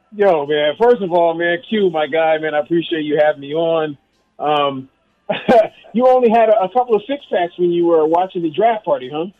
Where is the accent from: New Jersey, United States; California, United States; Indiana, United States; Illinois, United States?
California, United States; Vallejo; my hometown Vallejo